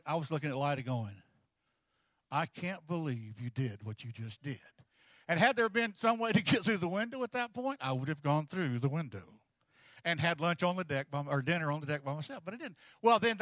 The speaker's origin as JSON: {"language": "English", "region": "Texas", "country": "United States", "said": "I'm from Texas"}